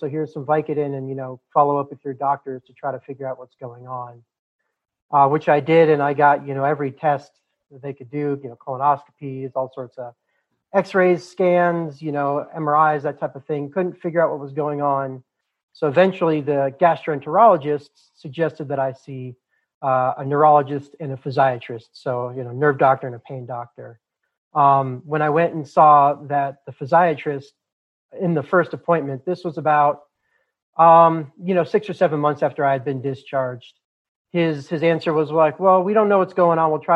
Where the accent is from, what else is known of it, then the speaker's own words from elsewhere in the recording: Boulder, Colorado, United States; The part of the country I'm from, born and raised in Boulder, Colorado, is very liberal